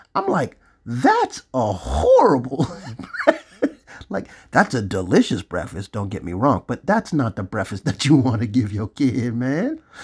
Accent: Florida, United States; I'm from Florida.

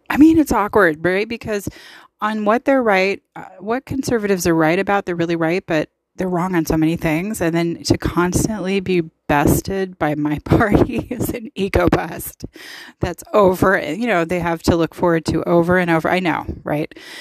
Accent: United States; I love being an American and I'm proud of it.

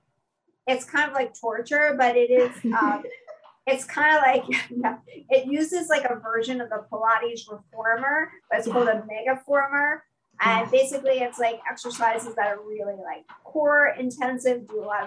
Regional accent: New York City, New York, United States; I'm a native New Yorker. I grew up in Brooklyn before Brooklyn was cool

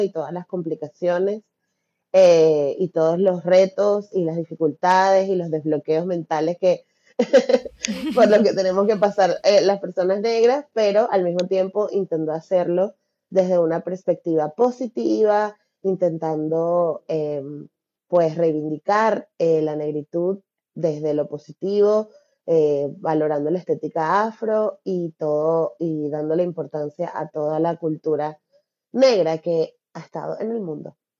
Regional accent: Venezuela; moved away as an adult; now in Barcelona, Spain; yo soy venezolana

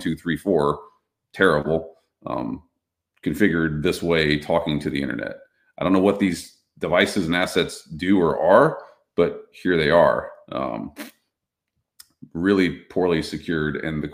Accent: Texas, United States; I grew up in Navarro County, Texas.

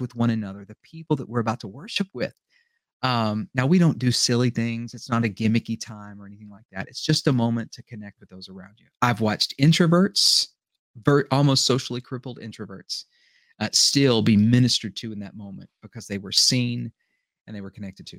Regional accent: United States; I was born in America

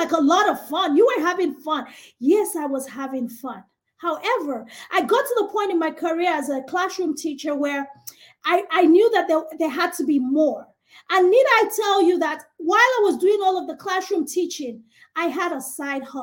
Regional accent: Nigeria; moved away as an adult; now in United States; African, from Nigeria. I grew up in Nigeria, had all of my education all the way to my Bachelor's of Science in Microbiology in Nigeria

